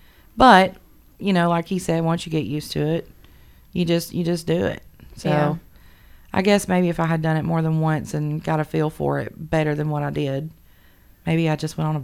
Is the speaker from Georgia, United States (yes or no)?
yes; Menlo, Georgia, United States; Okay, so I'm from Menlo, Georgia, which nobody's probably ever heard of. It's about 40 minutes south of Trenton.